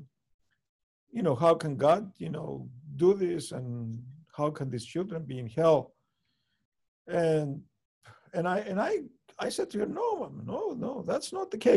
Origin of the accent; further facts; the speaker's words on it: Cyprus; growing up in Cyprus